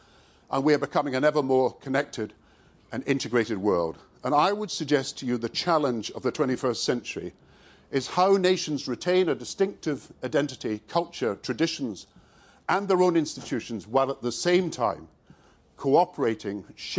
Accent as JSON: {"language": "English", "region": "Scotland", "country": "United Kingdom", "said": "I yield to no one in my patriotic pride in being Scottish."}